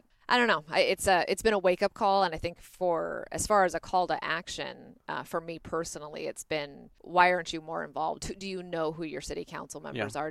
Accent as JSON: {"language": "English", "country": "United States", "said": "as an American"}